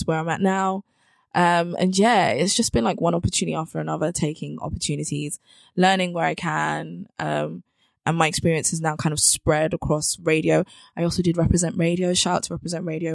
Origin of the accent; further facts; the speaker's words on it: London, United Kingdom; also born or lived in Bristol; So I'm from South London. So I was frequently like back and forth between uni and home. And I grew up in Brixton.